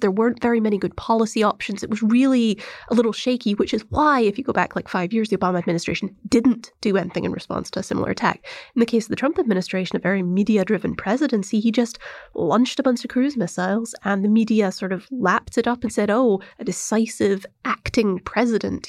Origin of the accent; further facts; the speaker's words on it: United Kingdom; moved away as an adult; now in United States; I grew up in the United Kingdom. Um, I came to America, you know, when I started college